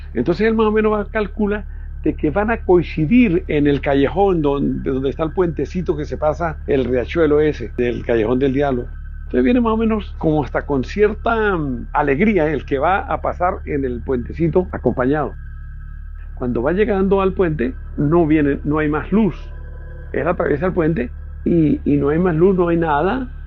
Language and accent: Spanish; Pregonero, Táchira, Venezuela; Nací en Pregonero, un pueblito enclavado allá en las montañas de los Andes venezolanos